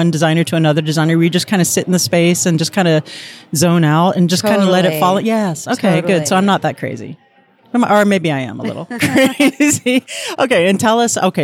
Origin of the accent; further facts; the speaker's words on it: Miami, Florida, United States; moved away; I was raised in Miami